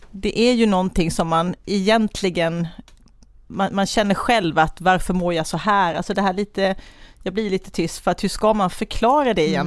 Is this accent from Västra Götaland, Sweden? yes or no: no; Kalmar, Kalmar County, Sweden; Eh, jag är Kalmarbo mamma till två tonåringar. Eh, ja, gift med Jonas och har en hund som heter Tage, bor i Kalmar som jag älskar.